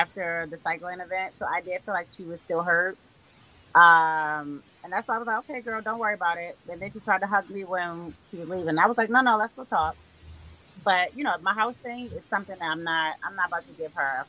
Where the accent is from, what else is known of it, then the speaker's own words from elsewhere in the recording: Baltimore, Maryland, United States; we're literally from Baltimore